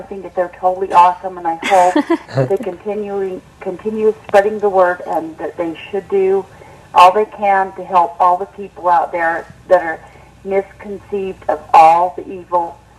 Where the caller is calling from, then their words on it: Richfield, Utah, United States; I'm calling from Richfield, Utah.